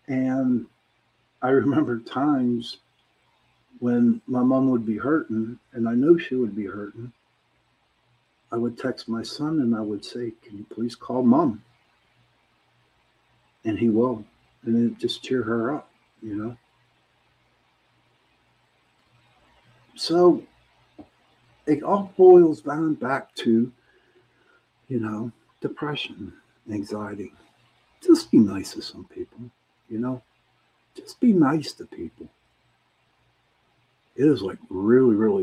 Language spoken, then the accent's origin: English; Pittsburgh, Pennsylvania, United States; I'm from Pittsburgh, I'm from the city